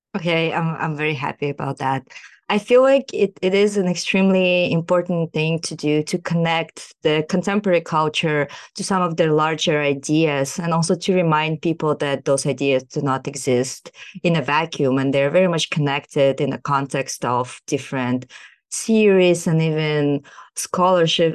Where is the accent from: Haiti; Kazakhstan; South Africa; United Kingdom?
Kazakhstan; moved away as an adult; now in United States; I am a socially engaged researcher born and raised in Kazakhstan, and I'm currently doing my P H D in sociology in the U S